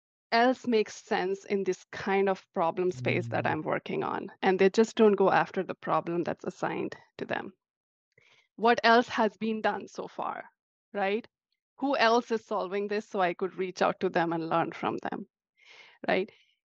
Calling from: Seattle, Washington, United States; I'm from Seattle, Greater Seattle area, on the suburbs of Seattle.

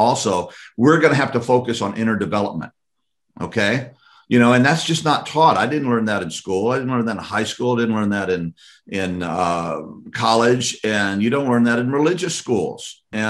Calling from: Louisiana, United States; I'm here, I'm speaking from Louisiana right now.

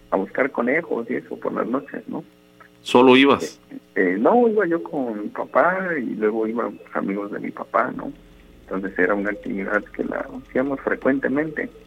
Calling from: Boca del Río, Veracruz, Mexico; Ahorita estoy aquí en la ciudad

